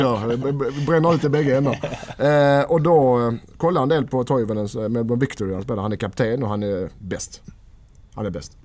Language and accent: Swedish; Helsingborg, Skåne, Sweden; moved away; hemma i Helsingborg. Nästan Helsingborg